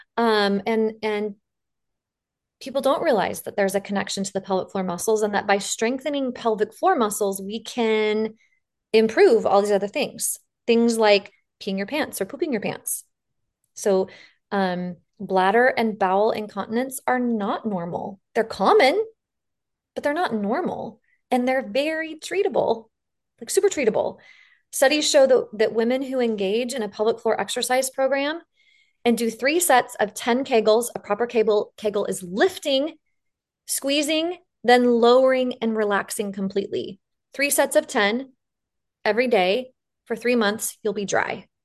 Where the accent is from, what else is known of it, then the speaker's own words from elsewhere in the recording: the West, United States; accent: drawl; I'm from the West and we put a drawl on everything